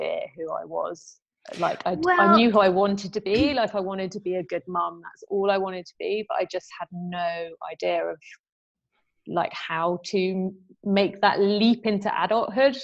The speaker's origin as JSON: {"language": "English", "country": "United Kingdom", "tie": "born or raised there", "moved": "as an adult", "lives_now": "France", "said": "my hometown and where all my friends have been. And, you know, I was very, very, very close to my friends in the UK"}